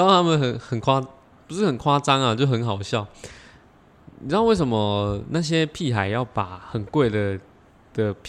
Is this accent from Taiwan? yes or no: yes; Taiwan; 其实我是台湾的